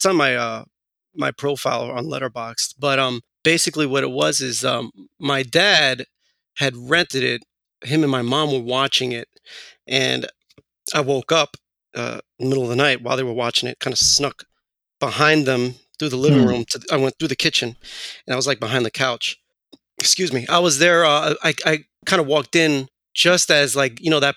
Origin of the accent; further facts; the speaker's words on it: New York City, New York, United States; I grew up in Queens, in Astoria specifically. And then we eventually moved over to Flushing.